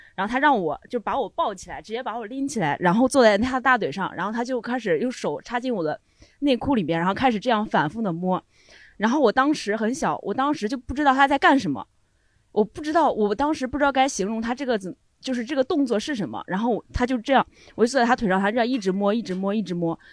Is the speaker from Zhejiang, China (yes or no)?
no; Henan, China; 我们家，就是河南的冬天会有很多雾